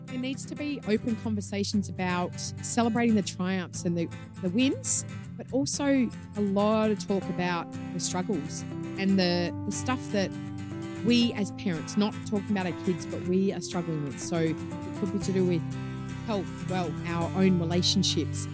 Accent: Melbourne, Victoria, Australia; moved away; I'm from Melbourne originally

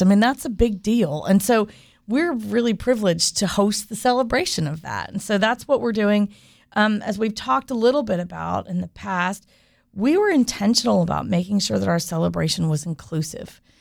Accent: Winter Park, Florida, United States; I grew up here, and growing up in Winter Park

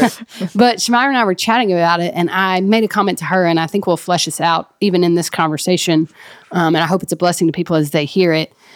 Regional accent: Mississippi, United States; now in Texas, United States; That's where I'm from and where my family is

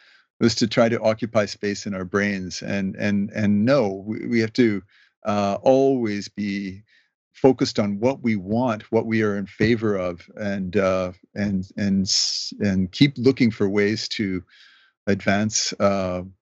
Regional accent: Canada; also born or lived in Mexico / Toronto; I'm a Canadian.

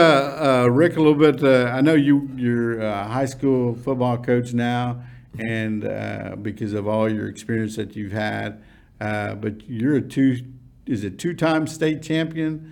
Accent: Irving, Texas, United States; we grew up in Irving High School

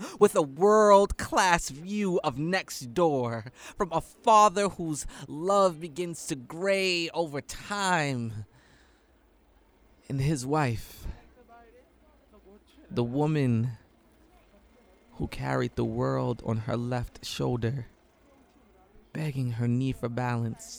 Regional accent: New York City, New York, United States; I come from New York City subway tunnels

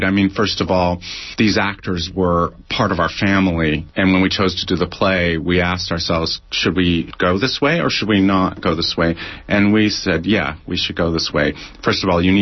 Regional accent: Orange County, Southern California, United States; my mother's from Mississippi, okay. But I'm from Southern California

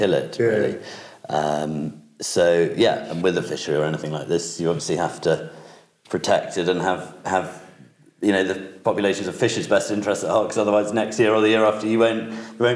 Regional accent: Wensleydale, Yorkshire and the Humber, United Kingdom; For me, home is it's Wensleydale. It is the Bolton estate, and the castle sits at the heart

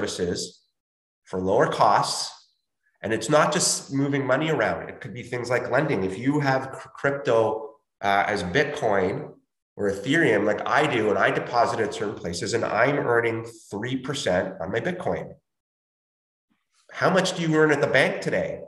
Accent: Chile; moved away; I'm from Chile and I will occasionally send money to my family there to help them out.

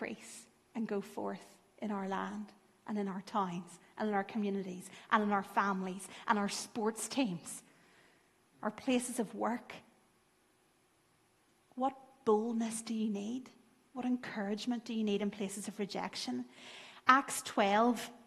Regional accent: Lurgan, Northern Ireland, United Kingdom; I grew up in Lurgan

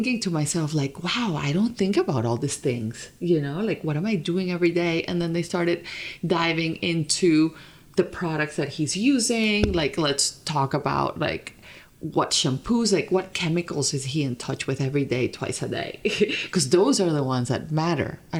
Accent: Colombia; moved away as an adult; also born or lived in Vermont; I grew up in Colombia, like born, raised. And then after high school is when I started like living abroad

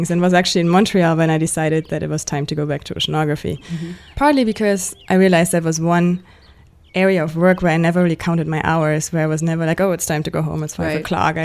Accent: Germany; moved away as an adult; also born or lived in Victoria, Canada; now in Canada; I grew up in Germany

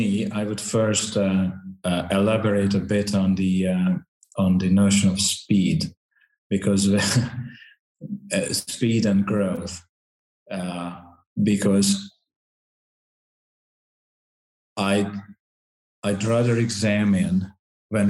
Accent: Hungary; now in Santiago; my home country, Hungary.

